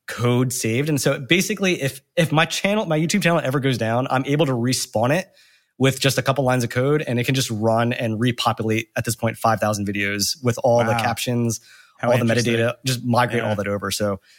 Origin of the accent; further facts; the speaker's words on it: New Jersey, United States; Back when I was growing up in Jersey in the early 2000s, I was just filming and collecting these mini DV tapes and had nowhere to post the footage.